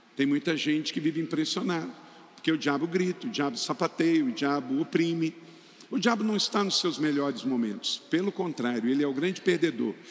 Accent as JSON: {"language": "Portuguese", "town": "Macaé", "region": "Rio de Janeiro", "country": "Brazil", "tie": "born or raised there", "said": "Eu nasci lá pertinho, em Macaé"}